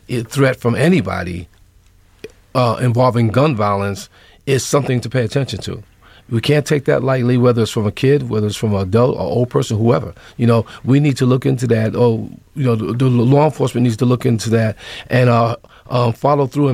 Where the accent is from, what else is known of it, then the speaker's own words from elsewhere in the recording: New York City, New York, United States; I grew up in New York City.